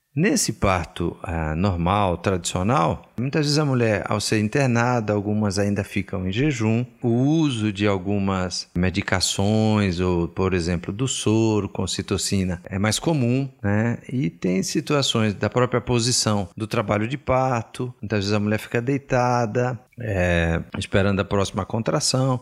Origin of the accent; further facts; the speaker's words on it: Bahia, Brazil; eu sou baiano